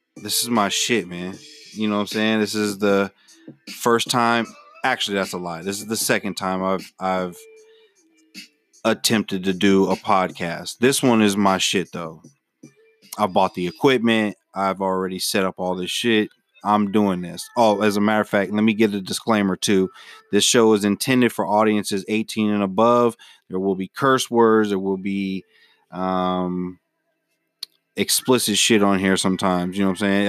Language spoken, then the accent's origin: English; Memphis, Tennessee, United States; moved away; I'm originally from Memphis, Tennessee